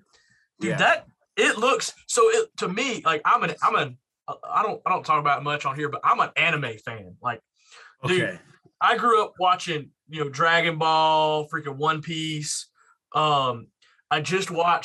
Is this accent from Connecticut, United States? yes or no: no; Georgia, United States; I'm being from Georgia